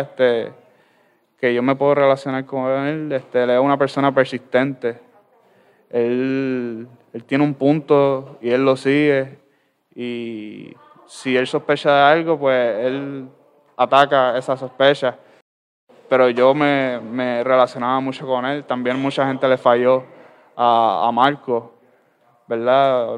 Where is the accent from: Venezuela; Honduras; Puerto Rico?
Puerto Rico; Ciales; soy del pueblo de Ciales